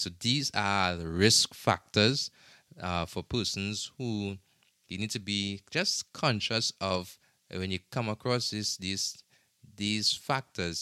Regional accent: Trinidad & Tobago; now in United States; in my home country, in Trinidad and Tobago

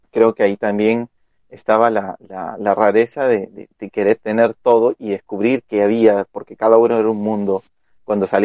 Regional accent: Lima, Peru; todavía sigo en Lince.

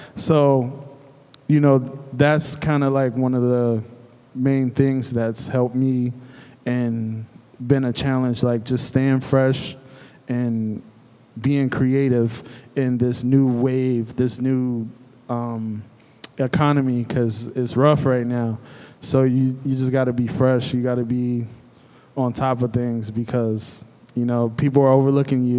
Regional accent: Cleveland, Ohio, United States; now in Lancaster, United States; I'm originally from Cleveland

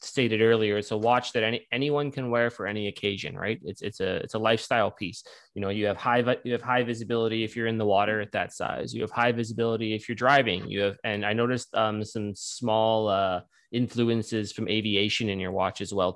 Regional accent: Canada; being a Canadian

